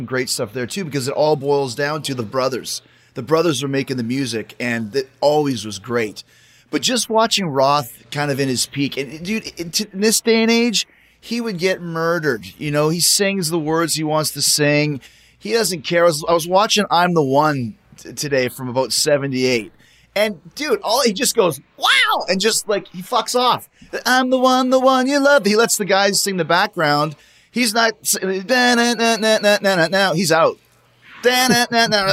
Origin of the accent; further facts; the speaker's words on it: Winnipeg, Manitoba, Canada; I grew up in Winnipeg